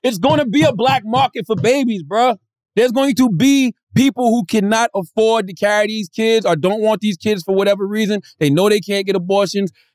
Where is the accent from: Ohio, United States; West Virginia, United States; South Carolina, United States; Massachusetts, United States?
South Carolina, United States; I grew up in South Carolina.